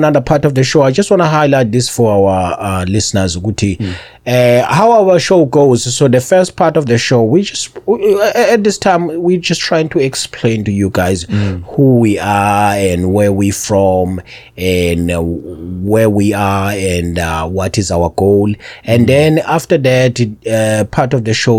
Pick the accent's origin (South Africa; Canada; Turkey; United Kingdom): South Africa; now in Montana, United States; in South Africa we don't get the snow